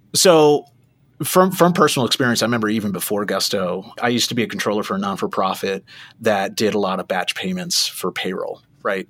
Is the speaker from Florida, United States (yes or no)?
yes; South Florida, United States; moved away as an adult; also born or lived in Hollywood, Florida; born and raised in South Florida